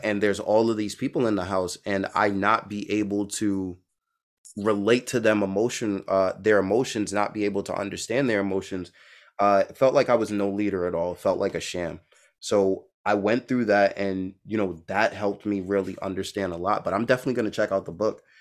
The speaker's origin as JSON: {"language": "English", "town": "New York City", "region": "New York", "country": "United States", "moved": "yes", "lives_now": "Boston, United States", "said": "I'm from Brooklyn, New York, I'm in Boston"}